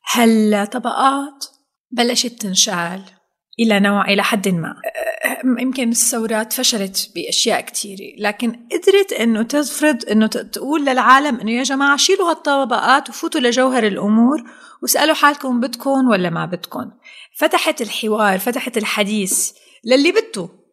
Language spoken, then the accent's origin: Arabic; Syria; نحن عندنا بسوريا بنقول